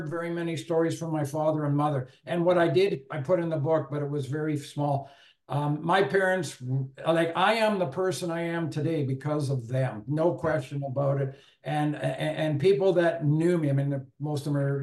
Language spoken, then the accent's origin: English; Owen Sound, Ontario, Canada; also born or lived in Guelph; growing up in Owen Sound, small town